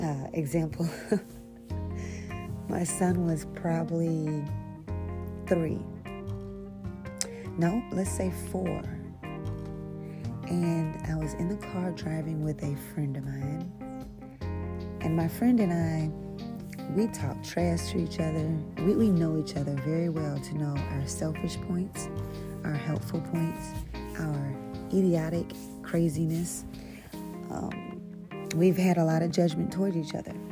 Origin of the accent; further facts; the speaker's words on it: St. Louis, Missouri, United States; also born or lived in Texas; I'm from St. Louis. I'm from Texas, but I was raised in St. Louis